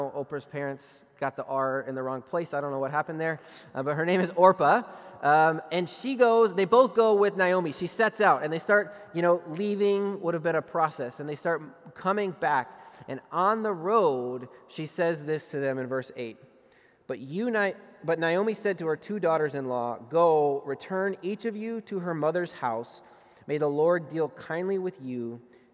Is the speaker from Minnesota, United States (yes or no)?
yes; Minnesota, United States; I grew up in Minnesota